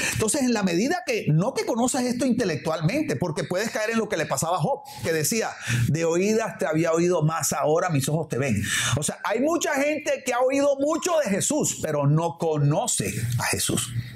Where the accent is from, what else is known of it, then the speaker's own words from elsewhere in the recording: Barranquilla, Atlántico, Colombia; now in Miami, United States; aquí los que vivimos en Miami o en mi caso, por ejemplo, que vengo de la ciudad de Barranquilla, allá en Barranquilla cuando yo era niño o adolescente